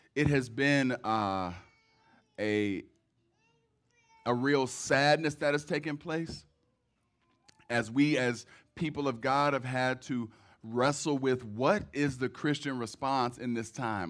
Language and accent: English; Cleveland, Ohio, United States; moved away as an adult; now in Detroit, United States; I'm from Cleveland originally. I have raised my children here. And because I had so long of an experience in Cleveland, I probably will always say I'm from Cleveland